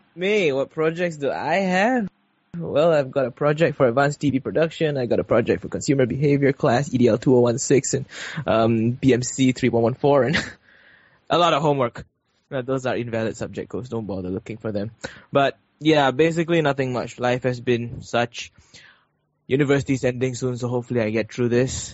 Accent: Malaysia; we're Malaysian

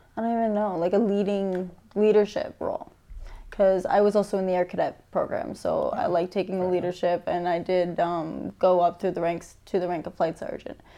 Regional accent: St. Catharines, Ontario, Canada; I am from St. Catharines, born and raised

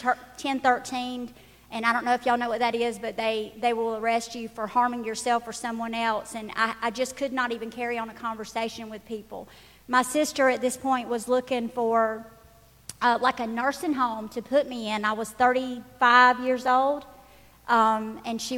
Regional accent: Dodge County, Georgia, United States; I'm actually from Dodge County

